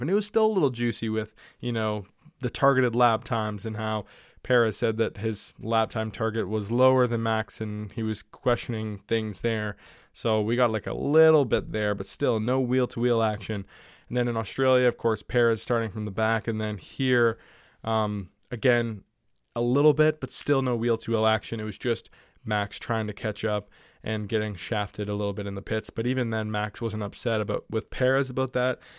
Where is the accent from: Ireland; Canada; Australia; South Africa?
Canada; I'm Canadian